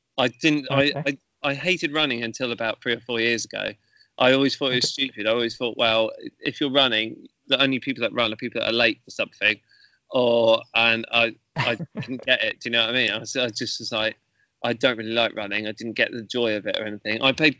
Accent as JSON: {"language": "English", "town": "Petersfield", "region": "South East England", "country": "United Kingdom", "tie": "born or raised there", "also_born_or_lived": "Mansfield, Nottinghamshire", "said": "I was born up in Mansfield in Nottinghamshire, where a lot of my mum's family were. Most of my family are Irish, but I've lived in Petersfield or nearby for pretty much most of my life, really. So, okay. Yeah. So British and Irish."}